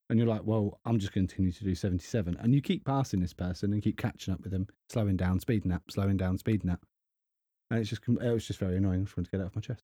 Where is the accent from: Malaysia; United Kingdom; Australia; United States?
United Kingdom; England; I'm English